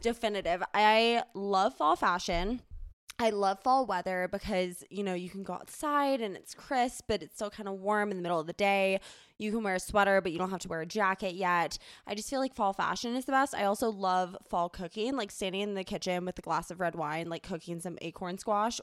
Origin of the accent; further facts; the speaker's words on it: Charleston, South Carolina, United States; now in Denver, United States; growing up in Charleston, there wasn't, like, a true, quote, "fall."